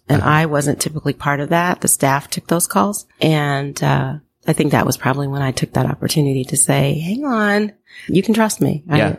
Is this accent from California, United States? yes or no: yes; Los Angeles, California, United States; I grew up in Los Angeles as a beach girl.